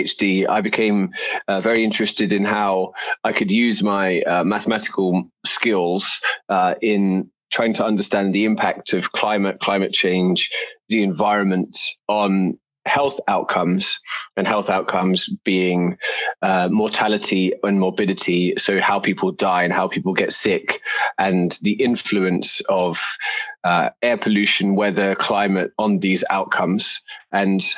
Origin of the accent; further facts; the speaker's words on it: London, United Kingdom; moved away as an adult; also born or lived in New York City; now in United States; I'm from London in the UK